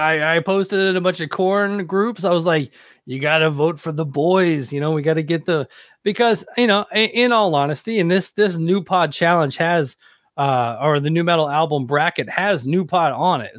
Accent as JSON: {"language": "English", "town": "Hendersonville", "region": "Tennessee", "country": "United States", "tie": "born or raised there", "said": "I grew up in Hendersonville, Tennessee, which is right outside of Nashville"}